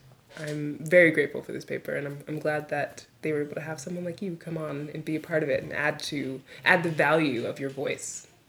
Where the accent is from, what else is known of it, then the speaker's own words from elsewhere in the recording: New York City, New York, United States; now in Iceland; growing up in the Northeast